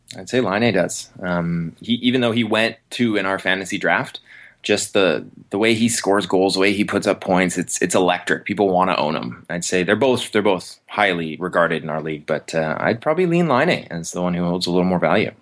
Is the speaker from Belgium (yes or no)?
no; Vancouver, British Columbia, Canada; my hometown Canucks